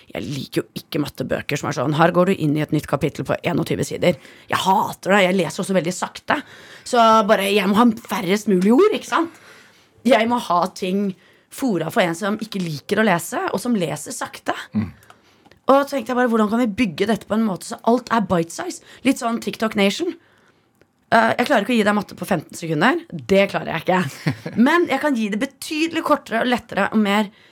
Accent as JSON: {"language": "Norwegian", "region": "Oslo", "country": "Norway", "tie": "born or raised there", "said": "jeg vokste opp på Ammerud"}